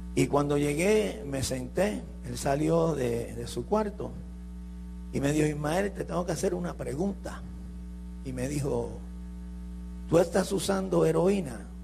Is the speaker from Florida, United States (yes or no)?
no; New York, United States; also born or lived in Puerto Rico / San Juan, Puerto Rico; yo me crié en Nueva York, yo no me crié en Puerto Rico. A los cuatro años mis padres me llevaron a Nueva York.